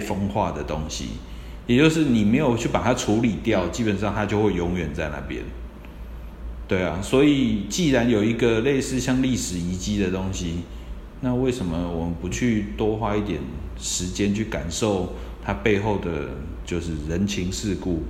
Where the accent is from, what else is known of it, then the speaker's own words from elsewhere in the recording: Taiwan; 我们台湾人